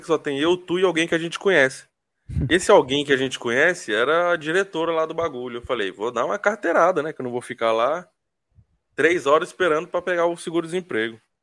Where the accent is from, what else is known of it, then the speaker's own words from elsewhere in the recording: Teresina, Piauí, Brazil; moved away as an adult; also born or lived in Campinas, Brazil; now in Australia; eu sou sou natural de Campinas, mas passei minha vida morando em Teresina